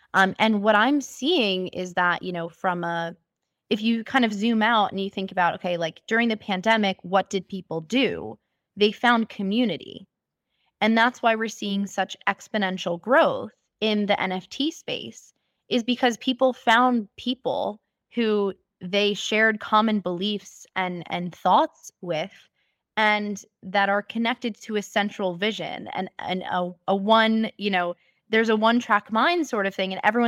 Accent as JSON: {"language": "English", "region": "New York", "country": "United States", "tie": "born or raised there", "said": "And so growing up in America and in New York, of all places, where it's like a cultural melting pot, I saw all types of people."}